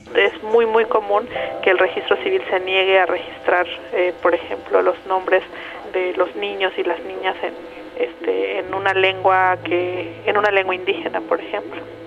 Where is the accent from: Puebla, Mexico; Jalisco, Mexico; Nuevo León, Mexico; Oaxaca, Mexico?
Oaxaca, Mexico; Ayutla; first language Mixe; Spanish is a second language; Soy mije de la Sierra de Oaxaca